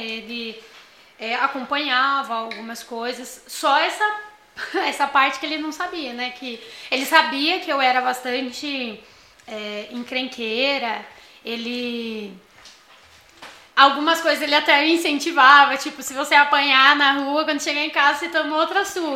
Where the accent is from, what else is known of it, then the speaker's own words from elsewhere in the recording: São Paulo, Brazil; eu sou do Morro, eu não nasci no Morro Doce, né? Mas desde os três anos de idade eu moro no Morro Doce